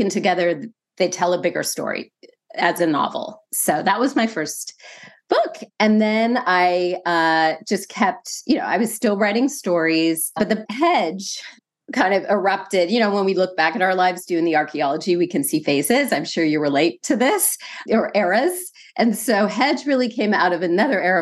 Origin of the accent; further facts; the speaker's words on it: San Francisco, California, United States; moved away as an adult; I'm originally from California. That's the whole Bay Area, the love of the Bay Area. I was born in San Francisco.